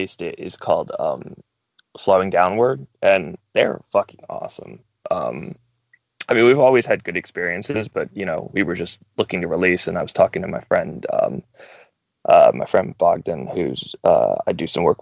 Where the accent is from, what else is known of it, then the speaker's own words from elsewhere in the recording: North Carolina, United States; I'm from North Carolina, as I had mentioned, which is kind of the Bible Belt of the United States